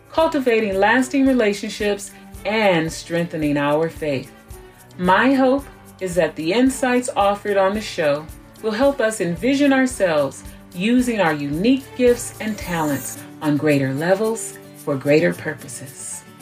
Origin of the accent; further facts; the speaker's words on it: United States; growing up in America